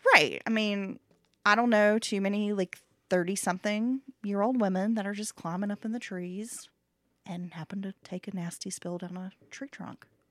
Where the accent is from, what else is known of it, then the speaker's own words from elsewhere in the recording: Appalachia, United States; growing up in Appalachia